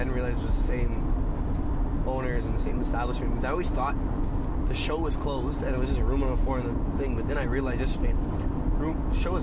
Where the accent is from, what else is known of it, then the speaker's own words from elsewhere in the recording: Ottawa, Ontario, Canada; we're from Ottawa